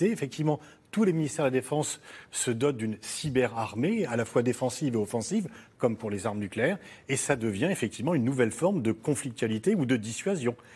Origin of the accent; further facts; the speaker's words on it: United States; Euh, chez nous, aux États-Unis et dans pas mal de démocraties.